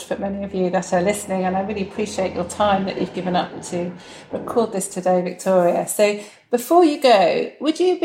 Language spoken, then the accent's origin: English; United Kingdom; we're very British